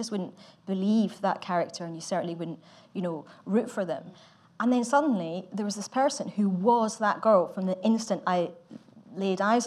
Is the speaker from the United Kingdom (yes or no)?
yes; Glasgow, Scotland, United Kingdom; I'm from Glasgow